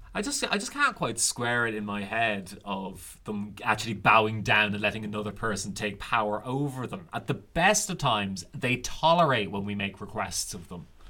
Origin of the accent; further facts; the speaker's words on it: Ireland; the Irish have long loved puns. You can even see it in the old literature that we loved punning on names